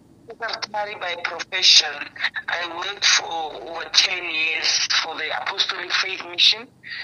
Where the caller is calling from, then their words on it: Tembisa, Gauteng, South Africa; I live in Timbis, just after Midrand.